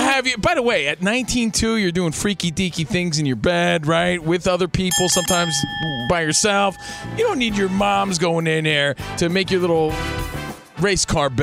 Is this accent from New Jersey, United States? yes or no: yes; New Jersey, United States; I'm from New Jersey.